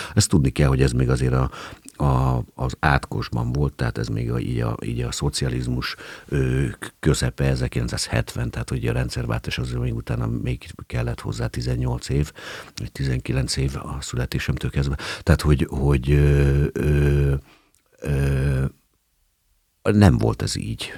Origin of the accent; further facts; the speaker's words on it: Hungary; én állami gondozottként nőttem föl